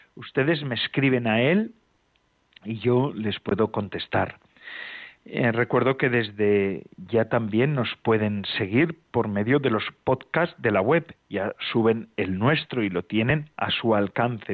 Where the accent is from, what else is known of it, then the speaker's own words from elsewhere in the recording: Getxo, Basque Country, Spain; Hoy emito desde Algorta, desde mi pueblo